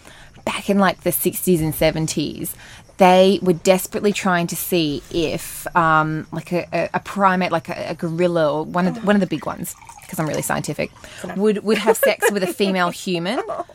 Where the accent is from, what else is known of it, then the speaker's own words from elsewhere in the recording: Armidale, New South Wales, Australia; I'm from Armidale.